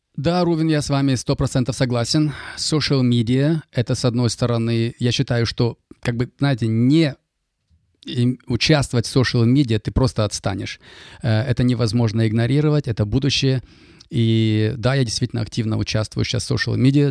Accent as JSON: {"language": "Russian", "town": "Kaskelen", "region": "Almaty Region", "country": "Kazakhstan", "tie": "born or raised there", "also_born_or_lived": "Germany", "first_language": "Russian", "moved": "as an adult", "lives_now": "Canada", "said": "родился и вырос в Казахстане, недалеко от Алматы, город Каскелен"}